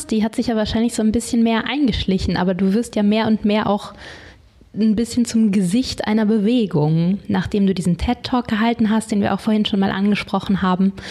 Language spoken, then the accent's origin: German; Berlin, Germany; Ich bin aus Berlin.